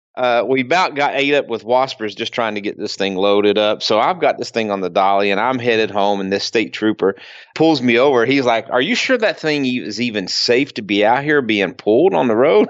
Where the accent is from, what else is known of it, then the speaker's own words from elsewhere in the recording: Kentucky, United States; moved away; I'm originally from Kentucky